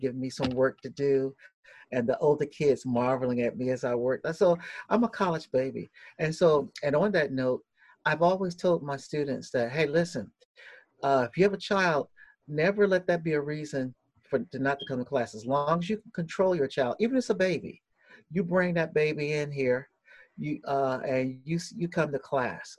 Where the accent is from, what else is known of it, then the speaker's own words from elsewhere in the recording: Norfolk, Virginia, United States; I'm originally from Norfolk, Virginia, born and raised there